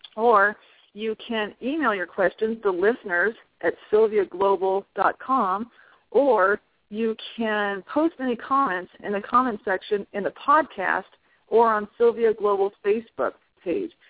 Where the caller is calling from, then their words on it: Prescott Valley, Arizona, United States; I'm calling you from Holistic Veterinary Care and Acupuncture Center here in Prescott Valley, Arizona